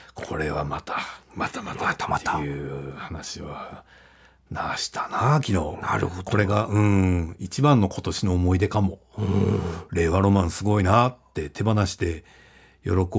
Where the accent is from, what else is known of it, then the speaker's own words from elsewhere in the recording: Fukuoka, Japan; 福岡で生まれ育った、えー、中堅漫才師